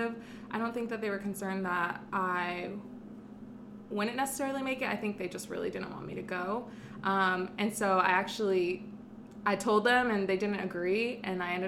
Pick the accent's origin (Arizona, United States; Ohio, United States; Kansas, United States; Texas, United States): Arizona, United States; Phoenix; moved away as an adult; now in Los Angeles, United States; From Phoenix, Arizona